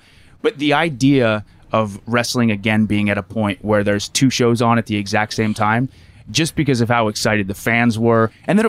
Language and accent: English; Lancaster, Pennsylvania, United States; Lancaster, Pennsylvania. So Amish country.